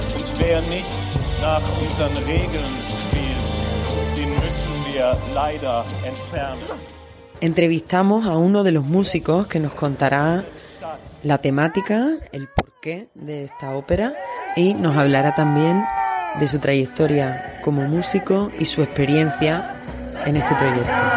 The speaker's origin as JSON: {"language": "Spanish", "region": "Andalusia", "country": "Spain", "moved": "as an adult", "lives_now": "Berlin, Germany", "said": "Soy andaluza, vivo aquí desde hace ya unos años"}